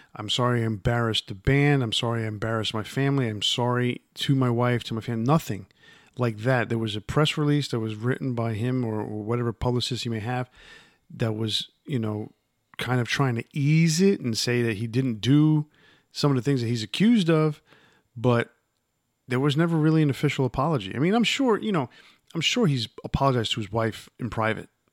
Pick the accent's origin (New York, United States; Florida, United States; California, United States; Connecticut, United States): New York, United States; New York area, United States; growing up in the New York area like I did